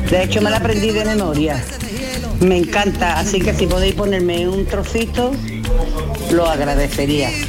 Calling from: Seville, Andalusia, Spain; Buenos días, soy … de Sevilla.

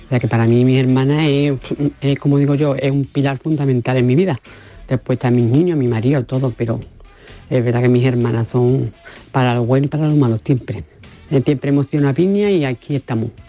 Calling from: Ronda, Andalusia, Spain; llamo de Ronda.

